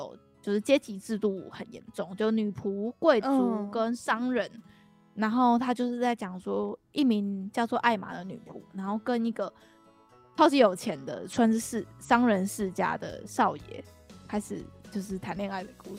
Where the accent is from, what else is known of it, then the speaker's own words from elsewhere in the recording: Kaohsiung, Taiwan; now in Taoyuan, Taiwan; 我高雄人。在桃园过着非常又湿又冷的生活